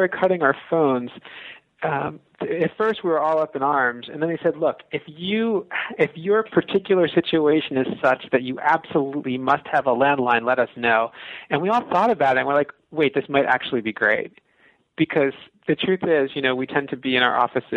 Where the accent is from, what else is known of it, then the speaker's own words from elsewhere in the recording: West Long Branch, New Jersey, United States; moved away as an adult; also born or lived in Columbia, Missouri; now in Starkville, United States; I'm from New Jersey. I'm from a town called West Long Branch, which is on the shore